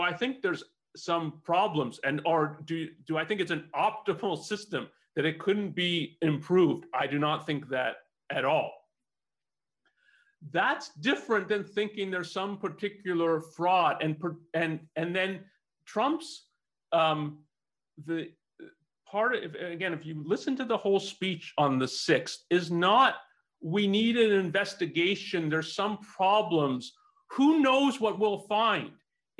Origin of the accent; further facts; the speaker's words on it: Canada; now in United States; so I'm not a US, I wasn't born in the US, I came from Canada.